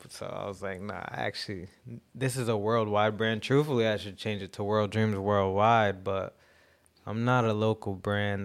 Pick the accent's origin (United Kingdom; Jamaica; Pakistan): Jamaica; I'm Jamaican, so I believe a lot of my, uh, style comes from